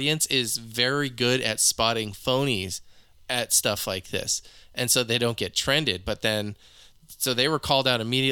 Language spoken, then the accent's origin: English; California, United States; I grew up in California